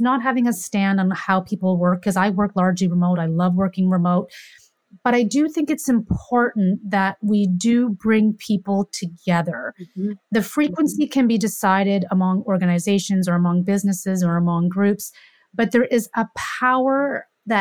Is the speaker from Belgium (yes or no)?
no; Canada; I'm from Canada